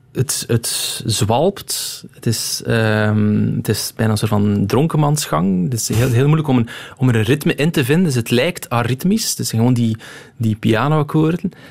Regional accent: Roeselare, Flanders, Belgium; also born or lived in Moorslede; ik ben geboren in Moorsleden. Eh, maar ik heb mijn, ja, mijn, het grootste deel van mijn, eh, van mijn jeugd doorgebracht in um, in Roeselaar

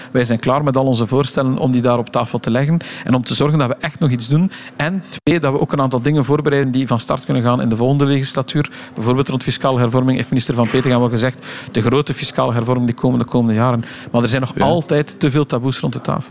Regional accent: West Flanders, Belgium; de grond waar ik opgegroeid ben, geboren eh, en nog altijd leef

